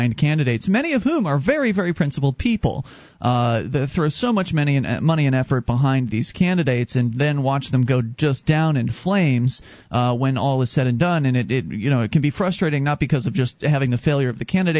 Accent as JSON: {"language": "English", "town": "Sarasota", "region": "Florida", "country": "United States", "moved": "as an adult", "lives_now": "New Hampshire, United States", "said": "I come from Sarasota, Florida"}